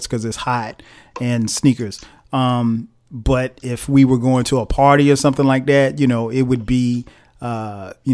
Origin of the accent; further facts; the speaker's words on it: Florence, South Carolina, United States; we grew up in the same hometown. right, in Florence, South Carolina.